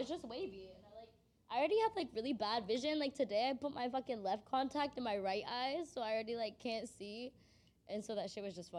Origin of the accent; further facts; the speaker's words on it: Corona, California, United States; We're from Corona.